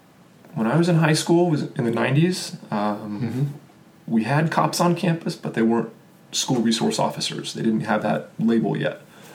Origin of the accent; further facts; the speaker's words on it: Austin, Texas, United States; also born or lived in Kansas; I was born in Kansas, right next to Oklahoma. So I am familiar about where Oklahoma is. I jumped over and moved to Texas. Well, I shouldn't say I did. My family did when I was a little kid.